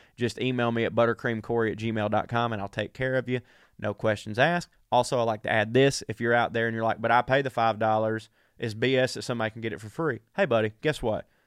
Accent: the South, United States; I'm from the South

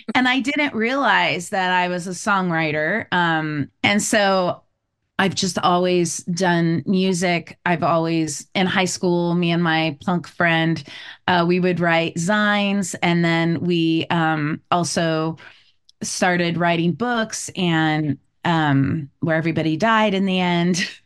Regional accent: California, United States; moved away as an adult; also born or lived in Savannah, Georgia / Hawaii; now in East Coast, United States; I grew up in California

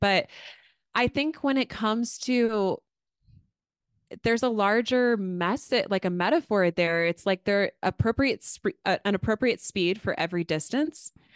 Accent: Astoria, Oregon, United States; my hometown.

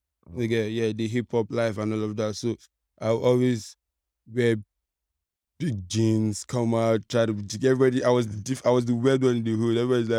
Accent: Agungi, Lagos, Nigeria; I grew up at Agungi here.

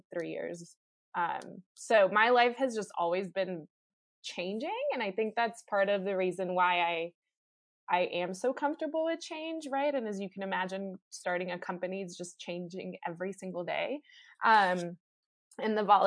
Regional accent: North Carolina, United States; also born or lived in Bogota, Colombia; I moved to the U.S. when I was 6. Grew up in North Carolina

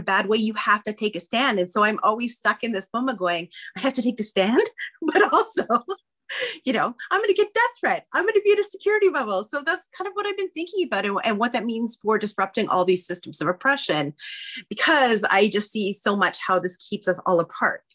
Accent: Northern Alberta, Canada; I am Cree from Northern Alberta

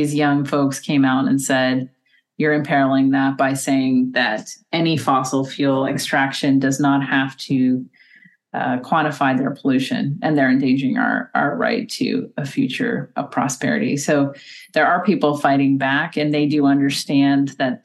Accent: United States; as an American

